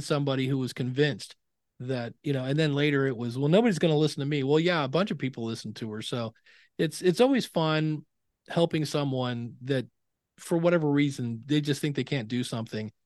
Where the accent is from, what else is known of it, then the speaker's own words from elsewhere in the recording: Akron, Ohio, United States; I grew up in Akron, Ohio. I'm actually right now back in the house I grew up